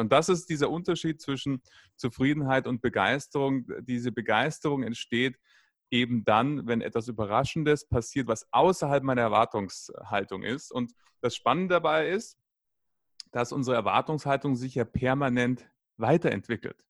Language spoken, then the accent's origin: German; Munich, Bavaria, Germany; in Bayern, ich komme aus München